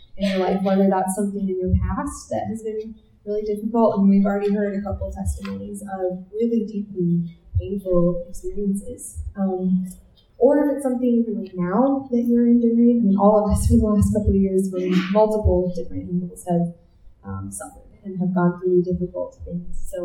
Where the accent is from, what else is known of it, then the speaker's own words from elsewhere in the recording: Minnesota, United States; I grew up in Minnesota